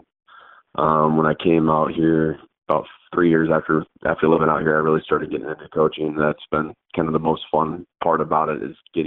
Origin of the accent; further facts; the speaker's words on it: Michigan, United States; growing up in Michigan